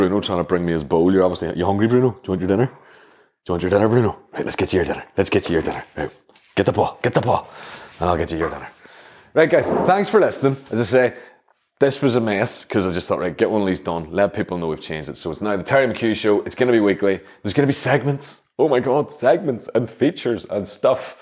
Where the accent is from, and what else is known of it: Northern Ireland, United Kingdom